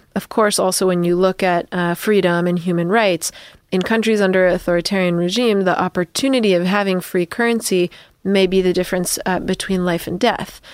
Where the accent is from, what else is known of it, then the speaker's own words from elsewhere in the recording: United States; as an American